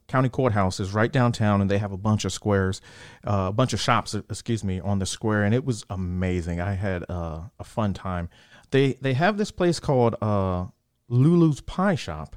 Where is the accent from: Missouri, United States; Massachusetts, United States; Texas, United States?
Texas, United States; Central; I grew up in Central Texas